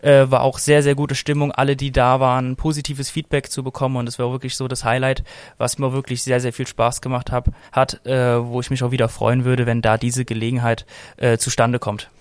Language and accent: German; Frankfurt, Hesse, Germany; Ich bin hier auch aufgewachsen in Frankfurt